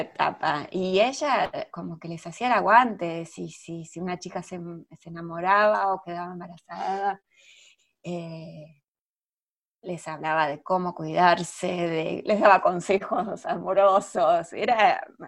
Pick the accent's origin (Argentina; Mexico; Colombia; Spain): Argentina; nuestra historia como argentina